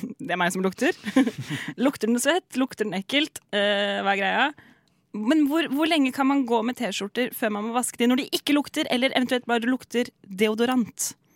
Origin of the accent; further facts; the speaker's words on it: Seljord, Telemark, Norway; moved away; hjemme i Seljord, hvor jeg kommer fra.